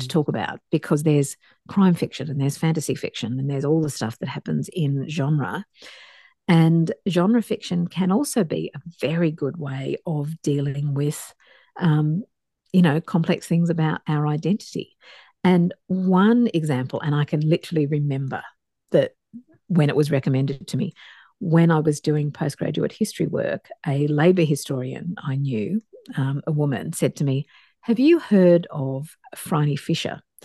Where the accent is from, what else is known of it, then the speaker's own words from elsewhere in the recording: Dapto, New South Wales, Australia; I grew up in Dapto, a working class suburb um, outside Wollongong in New South Wales